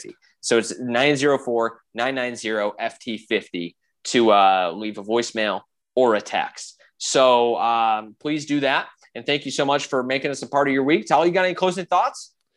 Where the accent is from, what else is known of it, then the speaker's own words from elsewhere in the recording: Illinois, United States; I'm from Illinois